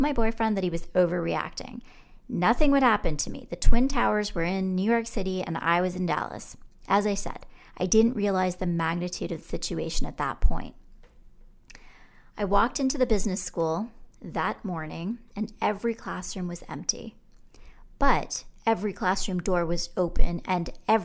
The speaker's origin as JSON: {"language": "English", "country": "Canada", "said": "they realized I was Canadian"}